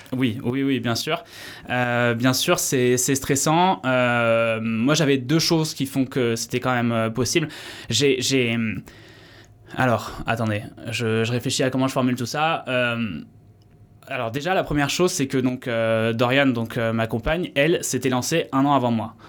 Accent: Paris region, Île-de-France, France; moved away as an adult; also born or lived in Vienna, Austria / Bordeaux; now in Landes, France; je suis originaire de région parisienne

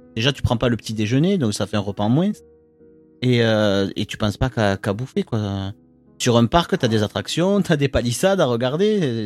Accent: France; chez nous, en France, enfin en Europe plus généralement

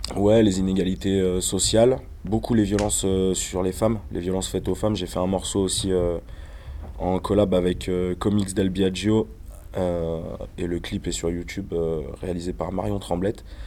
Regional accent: Ain, Auvergne-Rhône-Alpes, France; Je viens de la campagne, je viens de l'Ain.

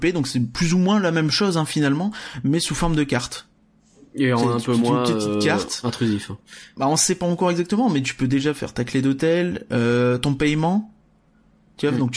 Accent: Hauts-de-France, France; on vient du Nord

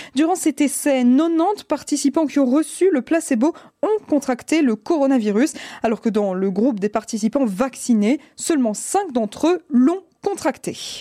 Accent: Belgium; chez nous en Belgique

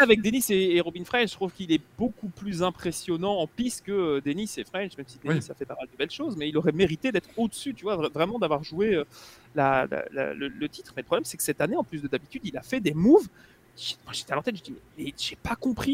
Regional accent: Belgium; en tant que Belge

